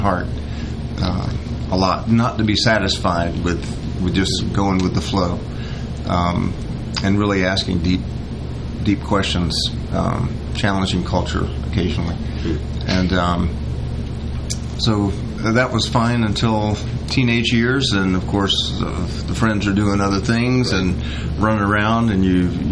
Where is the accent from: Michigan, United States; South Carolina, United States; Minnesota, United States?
South Carolina, United States; Greenville; moved away as an adult; also born or lived in Clemson, South Carolina; now in Paris, France; Growing up in Greenville, I was exposed to many opportunities